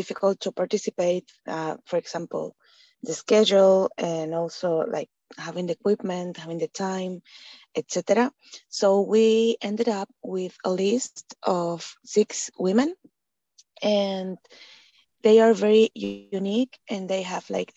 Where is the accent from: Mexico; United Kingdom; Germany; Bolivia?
Bolivia; now in Valencia, Spain; I am from Bolivia, and I'm based in Valencia, Spain.